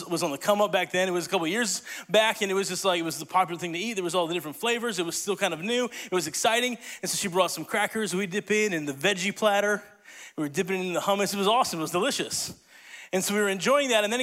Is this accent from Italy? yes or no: yes; Italy; moved away; I grew up in Italy